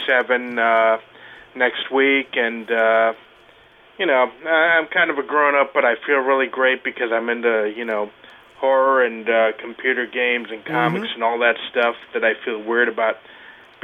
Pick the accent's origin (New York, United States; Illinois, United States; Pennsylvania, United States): New York, United States; New York City; I grew up in Flushing, so the 7 train was my line